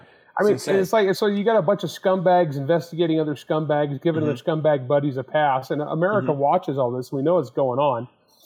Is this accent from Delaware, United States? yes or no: no; Elmira, California, United States; also born or lived in San Joaquin Valley; I grew up on a dairy farm in Elmira, California.